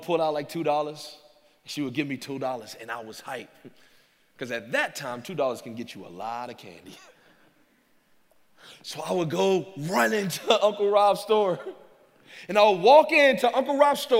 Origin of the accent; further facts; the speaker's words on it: Louisiana, United States; growing up in Louisiana